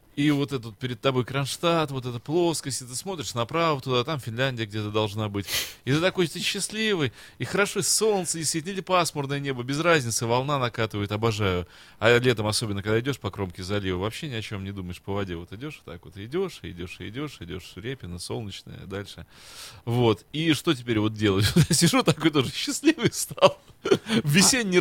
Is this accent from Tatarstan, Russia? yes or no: no; Saint Petersburg, Russia; я настоящий петербуржец